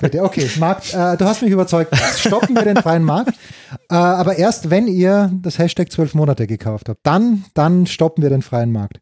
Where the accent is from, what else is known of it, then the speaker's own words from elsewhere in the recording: Austria; so bin ich einfach als Österreicher gepolt. Das ist halt, wie du es halt lernst von deinen Eltern